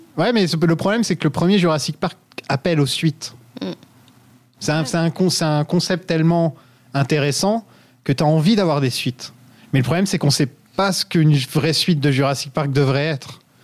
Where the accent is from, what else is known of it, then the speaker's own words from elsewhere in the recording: France; je suis un vrai français